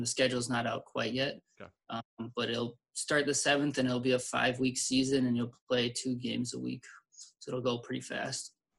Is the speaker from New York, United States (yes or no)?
no; St. Louis Park, Minnesota, United States; I, I grew up in St. Louis Park